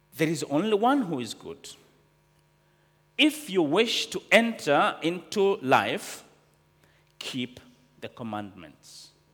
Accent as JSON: {"language": "English", "country": "Tanzania", "said": "I know poverty. I come from Tanzania"}